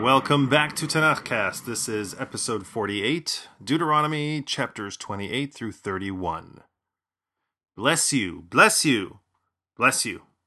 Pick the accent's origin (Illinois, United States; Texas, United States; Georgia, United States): Illinois, United States; Chicago; my hometown of Chicago